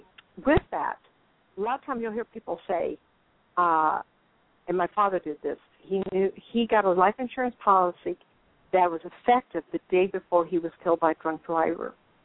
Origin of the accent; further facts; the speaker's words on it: Inglewood, California, United States; born there; I think it's real interesting that I was born in Inglewood. My parents lived in Hollywood.